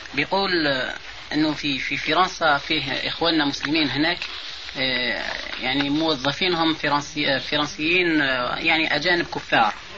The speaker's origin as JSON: {"language": "Arabic", "country": "Algeria", "said": "عندنا في الجزائر"}